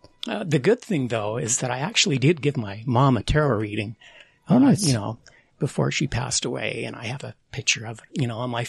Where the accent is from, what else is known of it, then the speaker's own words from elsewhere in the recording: Ogden, Utah, United States; When I was a kid growing up in Utah, in Ogden, there was a place called the Fun Shop downtown on Washington Boulevard. And this was in the 70s, mid-70s